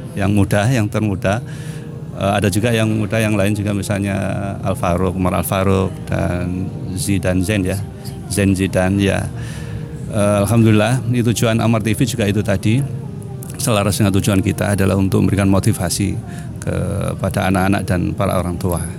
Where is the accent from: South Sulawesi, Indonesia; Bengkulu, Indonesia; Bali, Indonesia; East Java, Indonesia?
East Java, Indonesia; Kediri; moved away; saya asli Kediri, jadi mesti ke, apa, ibu di Kediri